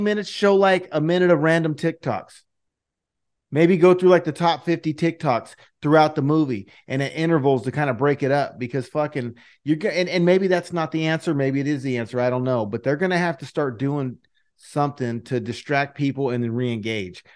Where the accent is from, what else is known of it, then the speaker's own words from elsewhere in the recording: Fresno, California, United States; I'm from Fresno